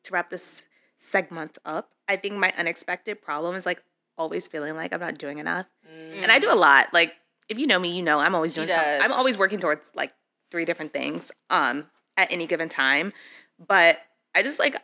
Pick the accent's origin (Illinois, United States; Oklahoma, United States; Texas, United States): Illinois, United States; Chicago; now in New York, United States; I'm from Chicago